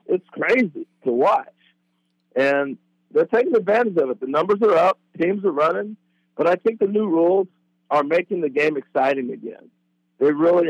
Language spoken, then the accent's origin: English; Corvallis, Oregon, United States; growing up in Corvallis